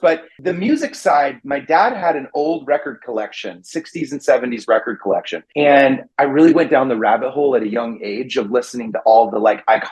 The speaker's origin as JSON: {"language": "English", "town": "Redding", "region": "California", "country": "United States", "tie": "born or raised there", "moved": "as an adult", "said": "I grew up in a really small town in Northern California. It's about 3 hours north of San Francisco. It's called Redding"}